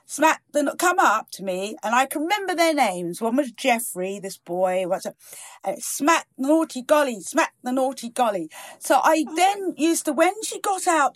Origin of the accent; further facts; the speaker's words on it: Virginia Water, South East England, United Kingdom; also born or lived in East Africa / Norfolk; where I grew up in Virginia Water